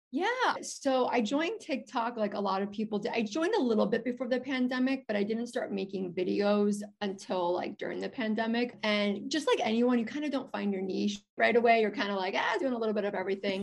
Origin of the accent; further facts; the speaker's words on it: Chicago, Illinois, United States; I'm from Chicago.